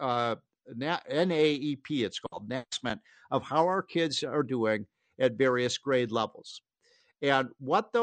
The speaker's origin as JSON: {"language": "English", "town": "Chicago", "region": "Illinois", "country": "United States", "tie": "born or raised there", "moved": "yes", "said": "I'm from Chicago"}